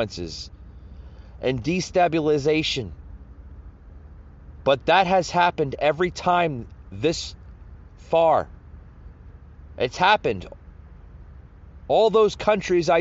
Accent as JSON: {"language": "English", "country": "United States"}